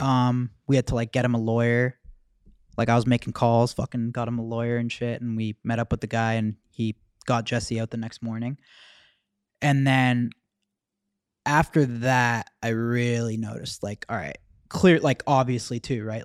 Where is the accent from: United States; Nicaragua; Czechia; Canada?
Canada; Mississauga, Ontario; we're from Mississauga